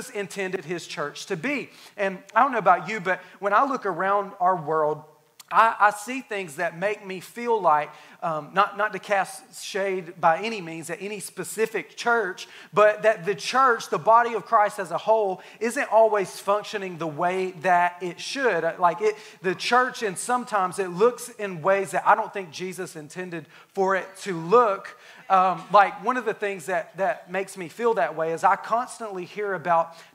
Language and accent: English; Alabama, United States; moved away; I'm from Alabama